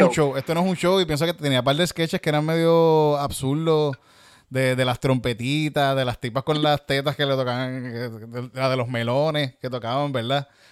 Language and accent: Spanish; Yauco, Puerto Rico; soy de Yauco